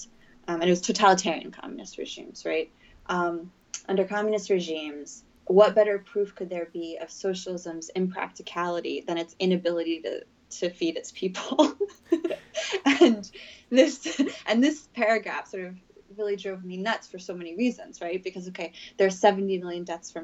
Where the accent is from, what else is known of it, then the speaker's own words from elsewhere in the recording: United States; growing up in the United States